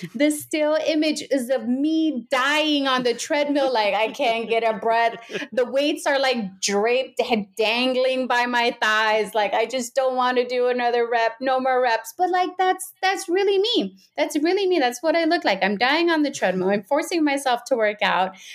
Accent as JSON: {"language": "English", "region": "Pacific Northwest", "country": "United States", "said": "I'm from the Pacific Northwest up here"}